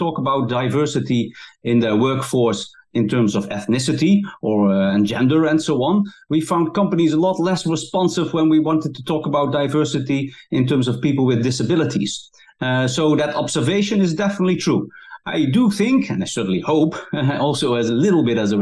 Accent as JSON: {"language": "English", "country": "Netherlands", "moved": "yes", "lives_now": "London, United Kingdom", "said": "I'm originally from the Netherlands, but I moved to London"}